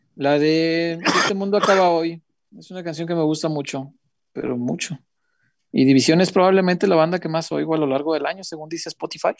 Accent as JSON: {"language": "Spanish", "town": "Guadalajara", "region": "Jalisco", "country": "Mexico", "said": "soy tapatío"}